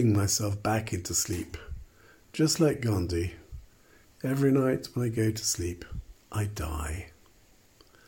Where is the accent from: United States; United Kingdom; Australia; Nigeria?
United Kingdom; England; moved away; I'm English